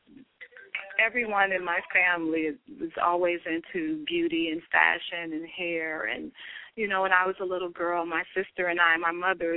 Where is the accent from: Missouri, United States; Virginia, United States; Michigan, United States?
Missouri, United States; St. Louis; moved away as an adult; now in New York, United States; I'm originally from St. Louis. I moved away, traveled, and then I ended up moving